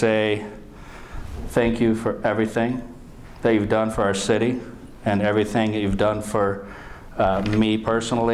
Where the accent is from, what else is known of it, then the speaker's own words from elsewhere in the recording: Chelsea, Michigan, United States; I'm from Chelsea, Michigan